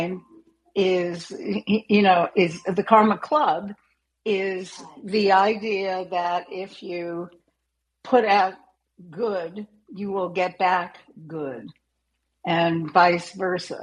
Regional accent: New York City, New York, United States; I grew up in New York City

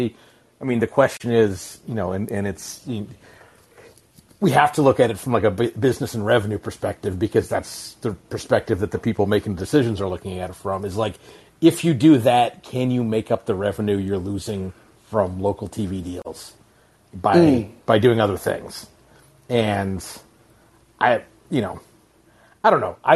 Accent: Alaska, United States; I grew up in Alaska.

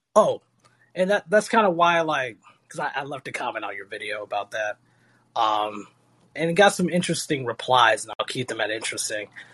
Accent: Florida, United States; a state like Florida, my home state

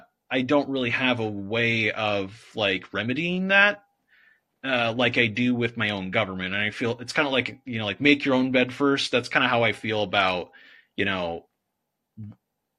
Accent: United States; as an American

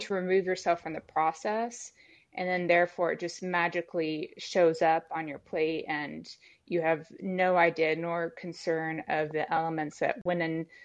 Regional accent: Texas, United States; moved away; I'm from Texas originally

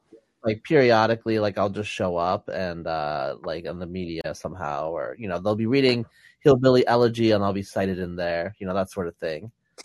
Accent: La Grande, Oregon, United States; moved away; also born or lived in upstate New York / Western Pennsylvania; I grew up in La Grande, Oregon, so it wasn't high class. It was just rural, and there were a lot of Mormons.

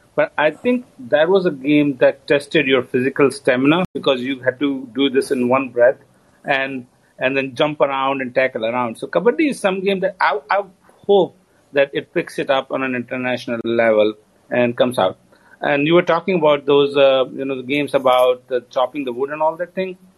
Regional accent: India; now in United States; being Indian

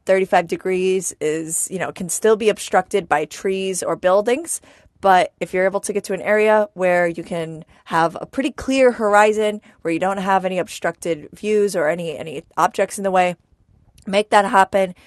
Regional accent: New York, United States; growing up in New York

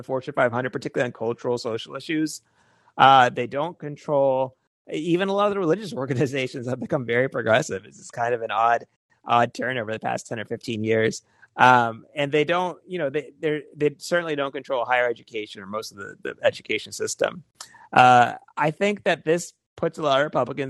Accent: Georgia, United States; I grew up in the Deep South in Georgia

